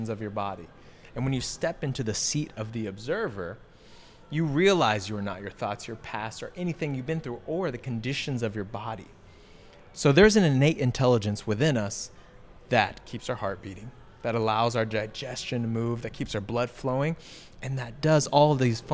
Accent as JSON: {"language": "English", "town": "Mansfield", "region": "Texas", "country": "United States", "tie": "born or raised there", "said": "I grew up in Mansfield, Texas. Born and raised in Mansfield, Texas."}